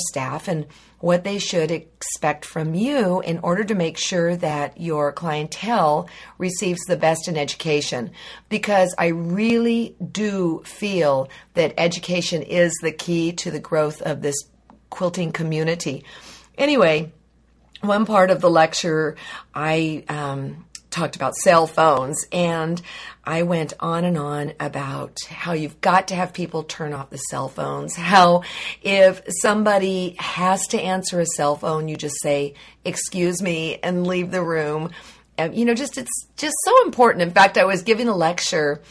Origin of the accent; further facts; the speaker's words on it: Livermore, California, United States; We grew up together in Livermore